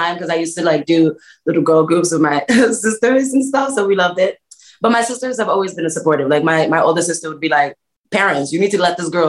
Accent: New York City, New York, United States; born or raised there; also born or lived in Mauritania / Senegal; now in Los Angeles, United States

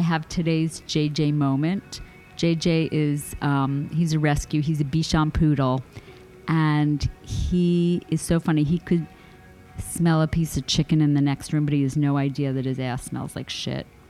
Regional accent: New York, United States; also born or lived in Boston; now in Los Angeles, United States; I didn't want to move back to New York. That's where I'm from

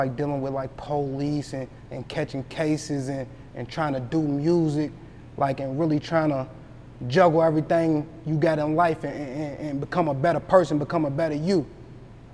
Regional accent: Louisville, Kentucky, United States

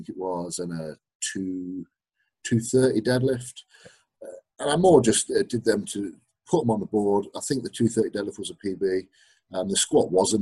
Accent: Derby, East Midlands, United Kingdom; now in Leeds, United Kingdom; I actually live in Leeds, but I grew up in Derby

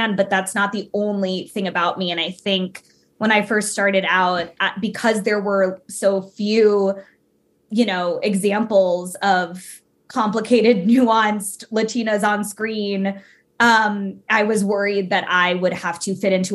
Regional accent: United States; I'm Cuban American

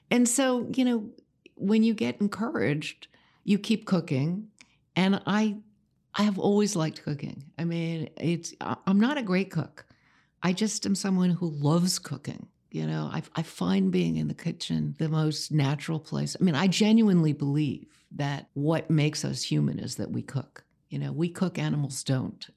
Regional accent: New York City, New York, United States; I grew up in New York City.

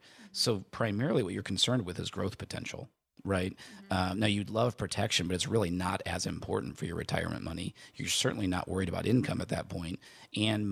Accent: near Chicago, Illinois, United States; I grew up near Chicago

